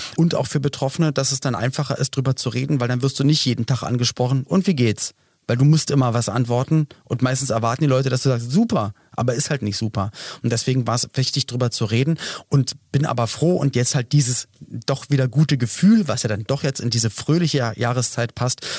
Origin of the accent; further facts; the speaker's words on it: Berlin, Germany; Wir kommen beide aus Berlin